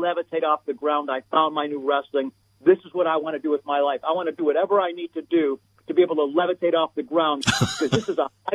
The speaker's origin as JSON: {"language": "English", "town": "Beachwood", "region": "Ohio", "country": "United States", "tie": "born or raised there", "said": "was born and raised in Beechwood, Ohio, which is a suburb of Cleveland"}